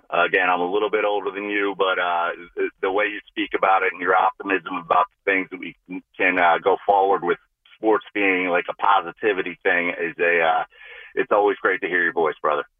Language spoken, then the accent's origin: English; Essex County, New Jersey, United States; now in Westchester County, United States; I'm born and raised in Essex County, playing New Jersey football